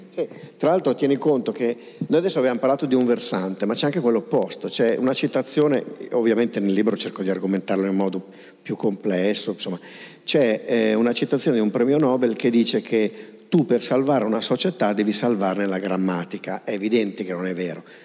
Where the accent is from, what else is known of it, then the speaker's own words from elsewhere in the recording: Pavia, Lombardy, Italy; io sono di Pavia